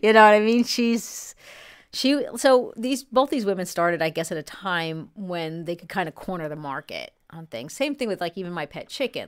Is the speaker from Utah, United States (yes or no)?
no; New York, United States; I grew up in New York